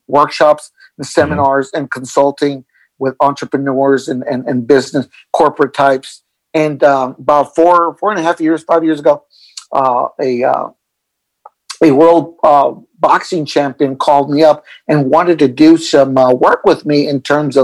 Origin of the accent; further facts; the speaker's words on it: El Paso, Texas, United States; moved away as an adult; I'm originally from El Paso, Texas. Mm-hmm. I grew up in El Paso, Texas, graduated from high school, then joined the Marine Corps